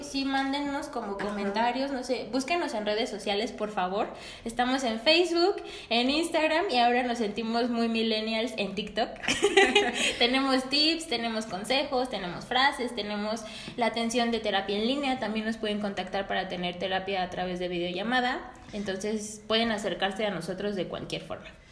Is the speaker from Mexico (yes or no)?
yes; Mexico; somos orgullosamente mexicanas